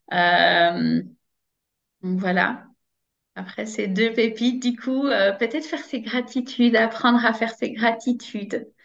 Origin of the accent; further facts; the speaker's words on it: Braine-l'Alleud, Wallonia, Belgium; je suis de Brenne Lalleux.